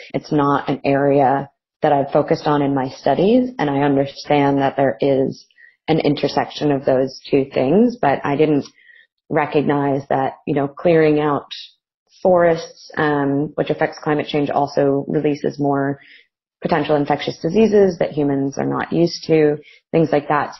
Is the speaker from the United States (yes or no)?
yes; United States; now in Melbourne, Australia; I'm from America originally